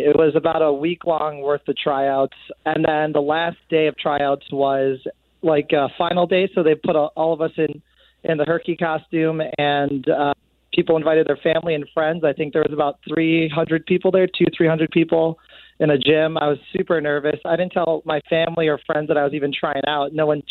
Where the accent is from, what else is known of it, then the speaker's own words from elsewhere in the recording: Chicago, Illinois, United States; because she heard I was from Chicago.